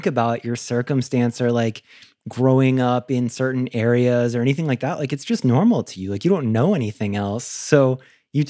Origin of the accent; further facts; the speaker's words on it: Florida, United States; I'm from Florida too